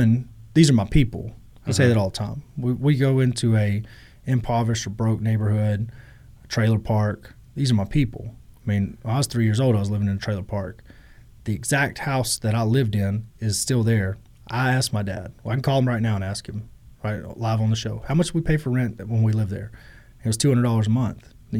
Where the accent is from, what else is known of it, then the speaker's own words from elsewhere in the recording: Groesbeck, Texas, United States; I'm by Waco. I'm from Groesbeck, Texas. {S0} Okay. {S1} Town with 4,000 people. You know, I grew up in rough conditions.